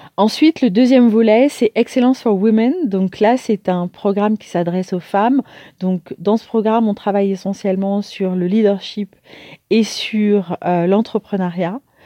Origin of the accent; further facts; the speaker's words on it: Paris, Île-de-France, France; also born or lived in Martinique; je suis née à Paris et j'ai eu la chance de, de, grandir dans une famille